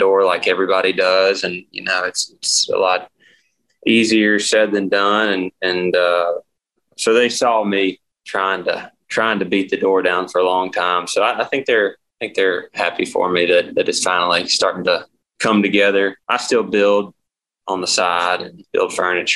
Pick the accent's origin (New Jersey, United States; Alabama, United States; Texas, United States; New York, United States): Alabama, United States; Birmingham area; moved away as an adult; I'm from Alabama, like Birmingham area. So I'm like 30 minutes north of there